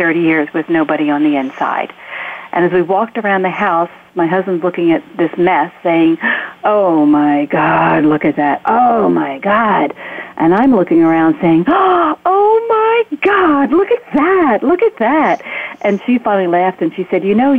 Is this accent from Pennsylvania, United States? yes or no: yes; Philadelphia, Pennsylvania, United States; now in Gettysburg, United States; I grew up in Philadelphia